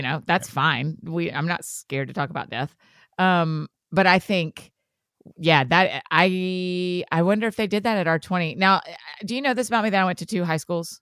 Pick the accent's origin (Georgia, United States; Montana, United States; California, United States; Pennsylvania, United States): Georgia, United States; Marietta; I'm from Marietta, Georgia